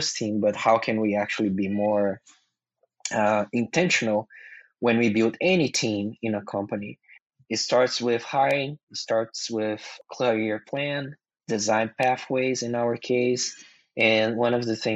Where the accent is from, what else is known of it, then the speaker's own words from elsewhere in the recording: Brazil; English is a second language; moved away as an adult; also born or lived in Mountain View, California; now in United States; English is my second language. English is not something that we learn in schools in Brazil